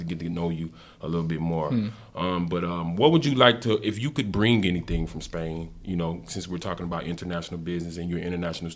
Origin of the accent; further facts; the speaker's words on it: United States; moved away as an adult; now in Finland; I'm an American guy